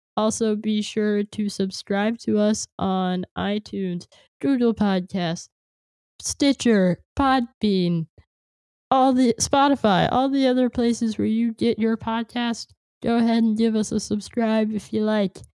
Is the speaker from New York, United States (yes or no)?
no; California, United States; moved away; I'm from California